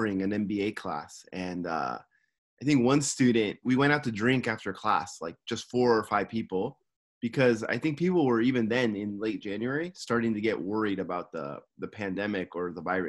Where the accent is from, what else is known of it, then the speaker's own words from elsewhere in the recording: Simi Valley, California, United States; now in Tokyo, Japan; I'm from Simi Valley, California, and currently I'm living in Tokyo, Japan